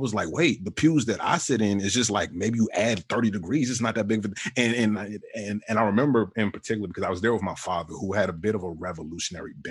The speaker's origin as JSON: {"language": "English", "town": "Richmond", "region": "Virginia", "country": "United States", "tie": "born or raised there", "said": "I grew up in Richmond, Virginia for the most part"}